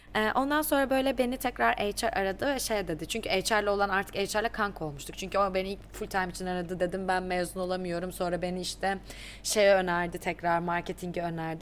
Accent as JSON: {"language": "Turkish", "region": "Black Sea Region", "country": "Turkey", "tie": "born or raised there", "also_born_or_lived": "Istanbul, Turkey", "moved": "as an adult", "lives_now": "Dublin, Ireland", "said": "Ben aslında çok küçük bir yerde doğdum. Ee, Karadeniz'de elde ettim. Hatta, e, lise hayatımın sonuna kadar da oradaydım."}